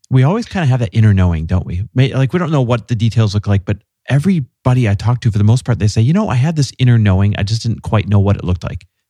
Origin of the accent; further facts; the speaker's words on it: Midwest, United States; fellow Midwesterner